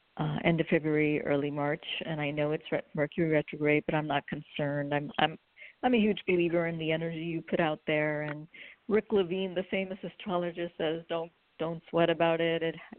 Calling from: California, United States; I'm calling from California.

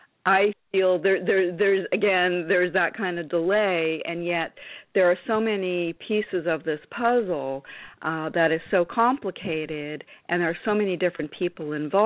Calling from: north of New York City, United States; I'm calling just north of New York City.

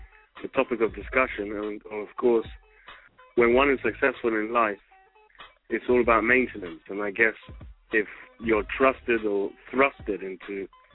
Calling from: London, United Kingdom; I'm calling from United Kingdom, London

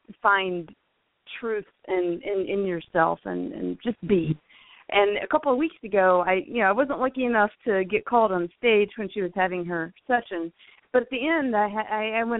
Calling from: Fort Worth, Texas, United States; I'm calling from Fort Worth, Texas.

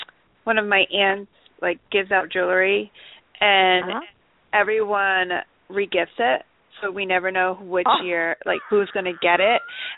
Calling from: Troy, New York, United States; Troy, New York.

